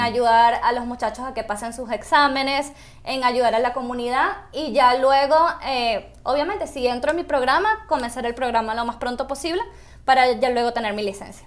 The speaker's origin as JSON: {"language": "Spanish", "town": "Caracas", "region": "Capital District", "country": "Venezuela", "moved": "as an adult", "lives_now": "Utah, United States", "said": "yo soy de Caracas, Venezuela"}